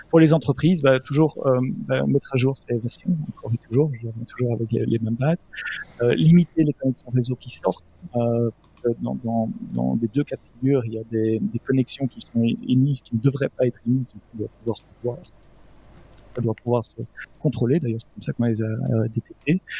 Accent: Belgium; non, ah non, monsieur, je suis belge.

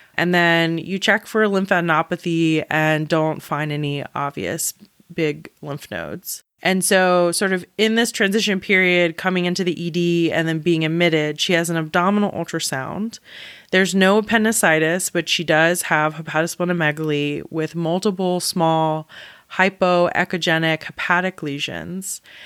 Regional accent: South Carolina, United States; I am from South Carolina

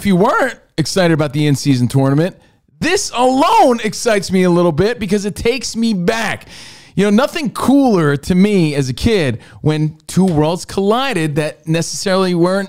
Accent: East Coast, United States; Wrestling was very regional. Growing up on the East Coast, one just felt way more superior than the others.

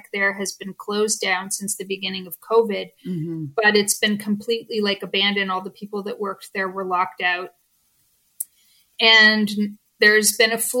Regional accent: Canada; I'm Canadian

